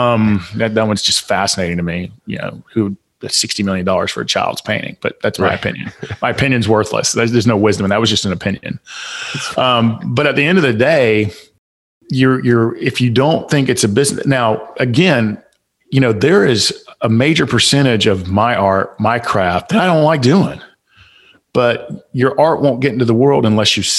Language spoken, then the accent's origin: English; Atlanta, Georgia, United States; accent: Southern; I'm from Southside Atlanta